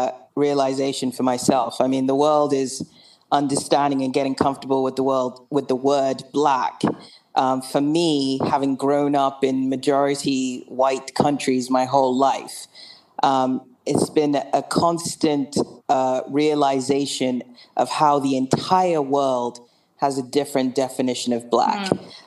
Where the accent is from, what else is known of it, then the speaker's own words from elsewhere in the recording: England, United Kingdom; also born or lived in Wilmington, United States / Nigeria; I was born in America in Wilmington, Delaware. Good old Wilmington, Delaware, and. I grew up in England. I went to boarding school, so I split my time between England and Nigeria